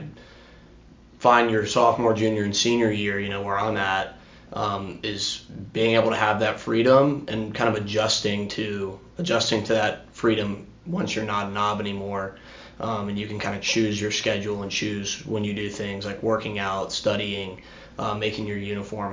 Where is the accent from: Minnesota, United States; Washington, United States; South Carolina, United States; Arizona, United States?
South Carolina, United States; Greenville; now in Charleston, United States; I'm from Greenville, South Carolina, born and raised there